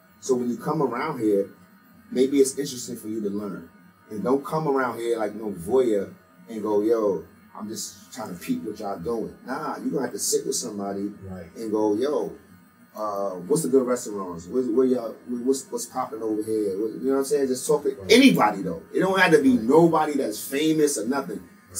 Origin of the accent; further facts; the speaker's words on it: Brooklyn, New York, United States; So growing up in Brownsville, it was family. It was a lot of times where things was just like uncontrollable as a kid.